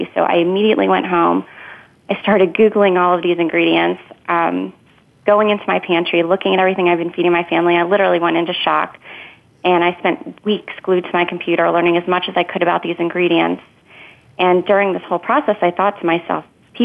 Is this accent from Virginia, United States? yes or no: yes; Northern Virginia, United States; I was born and raised in Northern Virginia. I now live in Ashburn, Virginia